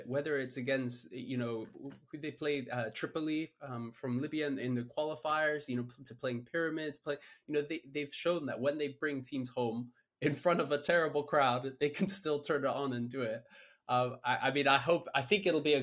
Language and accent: English; Kenya; as a Kenyan